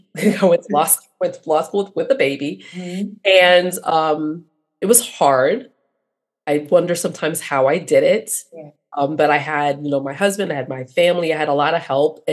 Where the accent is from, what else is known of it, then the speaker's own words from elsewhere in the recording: New York City, New York, United States; I am a first generation American, proud daughter of immigrants. My father's from Venezuela. My mom's from Jamaica, born and raised in Brooklyn, New York.